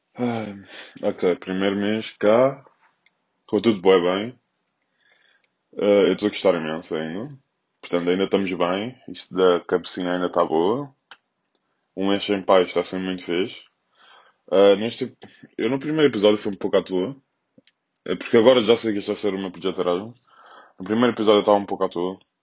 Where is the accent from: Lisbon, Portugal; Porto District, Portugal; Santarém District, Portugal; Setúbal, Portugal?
Lisbon, Portugal; Loures; aqui na minha zona, sou da Portela, ao pé da Expo